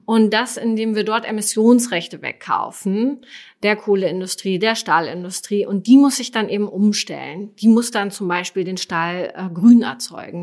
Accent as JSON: {"language": "German", "country": "Germany", "said": "als Deutsche"}